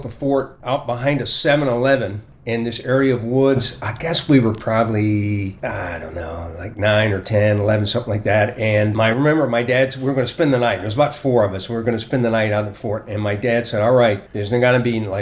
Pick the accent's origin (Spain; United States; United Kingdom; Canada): United States; Portsmouth, Virginia; moved away; I grew up in Portsmouth, Virginia.